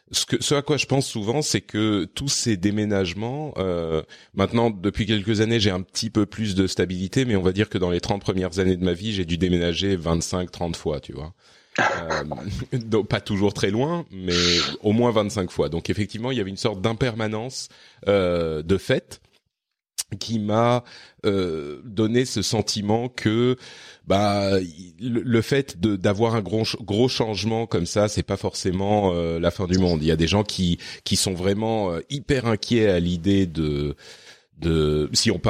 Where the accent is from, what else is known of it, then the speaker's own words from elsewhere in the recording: Lebanon; born there; also born or lived in Cyprus / Japan / France; j'ai vécu à euh, à Chypre quand j'étais adolescent, j'ai vécu au Liban, j'ai vécu. Enfin, je suis je suis né au Liban en fait.